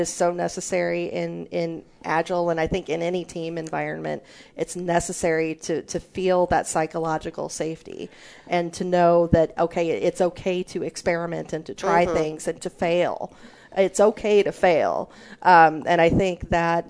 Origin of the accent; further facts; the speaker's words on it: near St. Louis, Missouri, United States; When I was growing up, I grew up near St. Louis, Missouri, and we had Six Flags there.